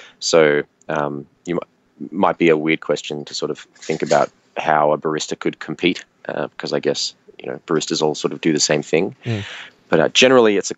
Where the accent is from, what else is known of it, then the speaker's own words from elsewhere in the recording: near Sydney, New South Wales, Australia; I grew up near Sydney, so mm-hmm. I was in that state.